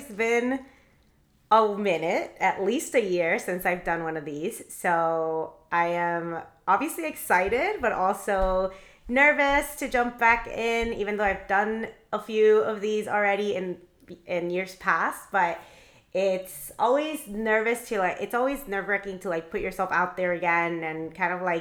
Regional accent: Miami, Florida, United States; I'm actually from Miami. I was raised in Miami

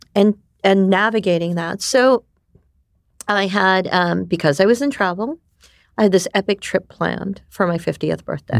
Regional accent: New York, United States; first language Japanese; English is a second language; moved away; also born or lived in Japan / Taiwan; we immigrated to New York, where I most of my years, development years, were. So I am a New Yorker

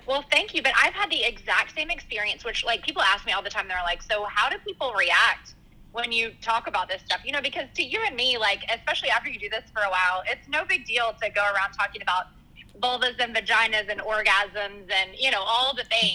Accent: Arkansas, United States; now in Dallas, United States; originally, I'm actually from Arkansas

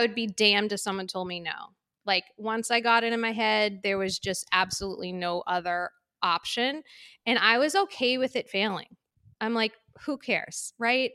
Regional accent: Waltham, Massachusetts, United States; also born or lived in San Diego / Medford; the end of the road that I grew up in in Waltham

